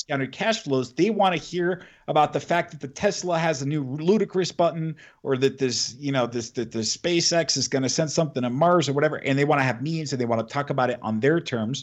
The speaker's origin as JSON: {"language": "English", "country": "Mexico", "tie": "born or raised there", "also_born_or_lived": "United States", "moved": "yes", "said": "I was born and raised in Mexico for a few years, and I lived in the U.S."}